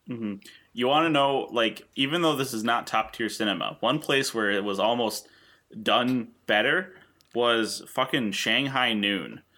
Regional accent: the middle of New York, United States; grew up in the middle of New York where we learned about the Iroquois Confederacy

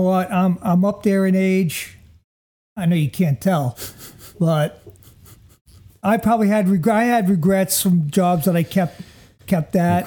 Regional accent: Jersey City, New Jersey, United States; I come from Jersey City

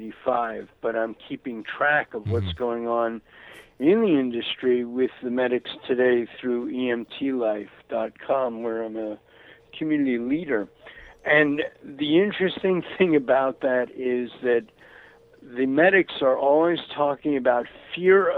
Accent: New York City, New York, United States; moved away; also born or lived in Florida / Santa Barbara, California; growing up in Brooklyn, in the 1950s

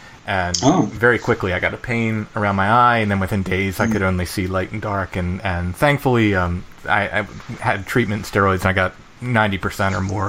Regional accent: Maryland, United States; now in Pennsylvania, United States; I grew up in Maryland, just 20 miles away from where we are now

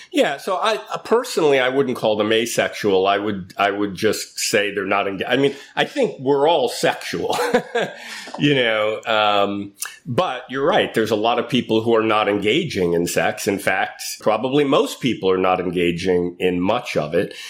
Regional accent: New York City, New York, United States; moved away as an adult; now in San Francisco, United States; I grew up in Manhattan in New York City

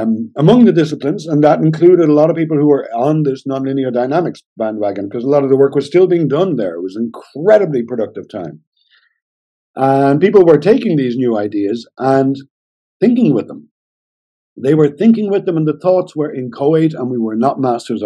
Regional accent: Ireland; also born or lived in Germany; I'm Irish

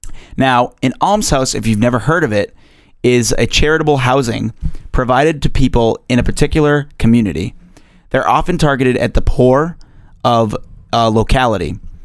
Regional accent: Tewksbury, Massachusetts, United States; This 267-year-old hospital is located in my hometown of all places, Tewksbury, Massachusetts.

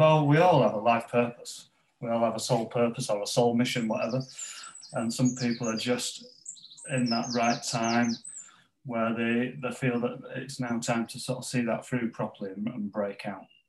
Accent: Pontefract, Yorkshire and the Humber, United Kingdom; where I grew up in West Yorkshire in Pontefract in West Yorkshire

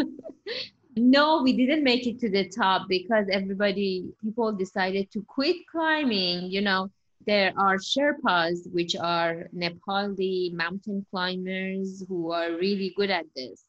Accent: Iran; English is a second language; moved away as an adult; now in United States; I was born in Iran and I moved to the United States when I was 20

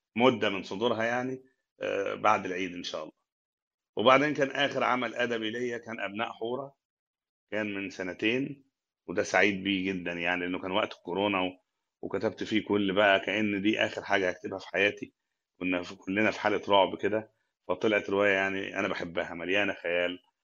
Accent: Sohag, Sohag Governorate, Egypt; moved away as an adult; now in Cairo, Egypt; من اول ما جيت القاهره من الصعيد

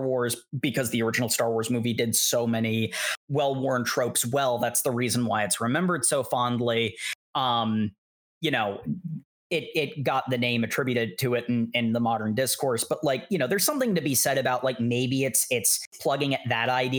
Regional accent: United States; I'm an American

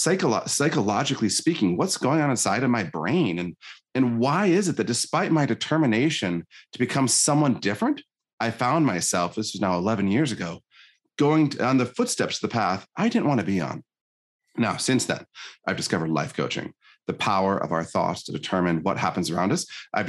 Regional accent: Michigan, United States; So I was born in Northern Michigan, tiny town, pretty poor family, pretty abusive father.

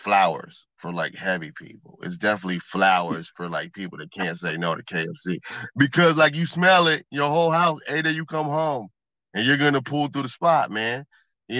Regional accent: Midwest, United States; also born or lived in Florida; I'm from the Midwest

